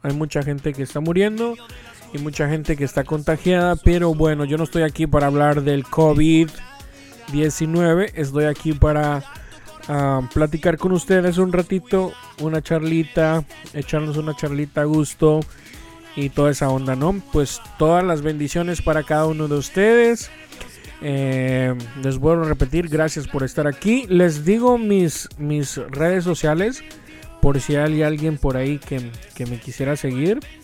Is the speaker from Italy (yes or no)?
no; Veracruz, Mexico; aquí su servilleta nació en Veracruz, Veracruz, México. Y todo el mundo me dice que soy jarocho